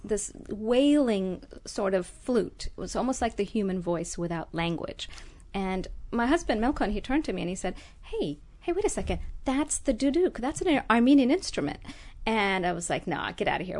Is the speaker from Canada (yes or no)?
no; Jamaica; also born or lived in Ethiopia / France / Kerala, India / Los Angeles, United States; now in Glendale, United States; I grew up in Jamaica and went to school in France